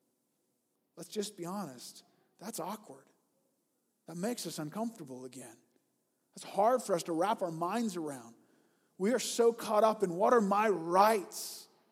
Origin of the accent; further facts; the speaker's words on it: United States; I'm American